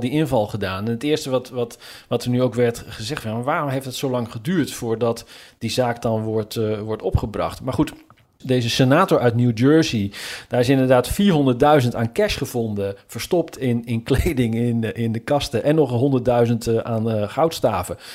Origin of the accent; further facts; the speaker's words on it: Zutphen, Gelderland, Netherlands; now in Washington, United States; mijn geboortestad Zutphen